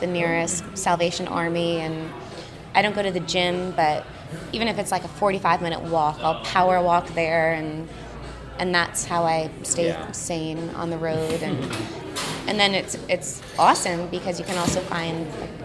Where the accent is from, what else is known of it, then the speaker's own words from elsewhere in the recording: Prince Edward Island, Canada; now in Austin, United States; I grew up on Prince Edward Island in Canada